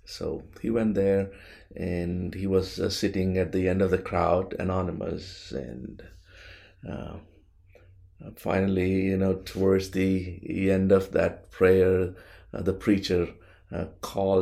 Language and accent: English; India; moved away; I'm from India